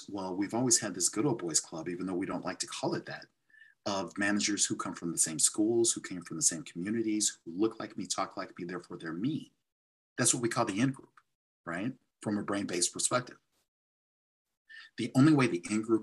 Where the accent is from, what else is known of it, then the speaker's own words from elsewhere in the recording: St. Louis, Missouri, United States; also born or lived in Dubuque, Iowa; I grew up in St. Louis